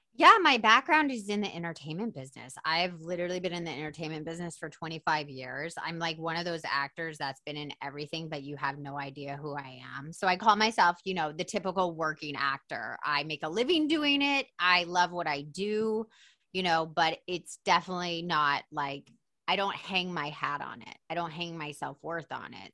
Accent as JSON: {"language": "English", "town": "Atlanta", "region": "Georgia", "country": "United States", "said": "I'm from Atlanta"}